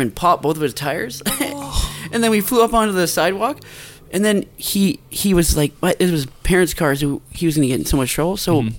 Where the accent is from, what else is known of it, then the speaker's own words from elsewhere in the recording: New Westminster, British Columbia, Canada; I grew up in New Westminster